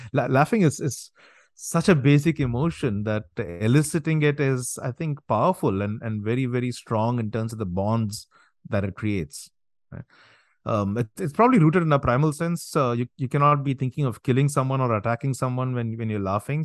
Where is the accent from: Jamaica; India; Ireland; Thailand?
India; now in New Jersey, United States; I'm from India, I'm here in the States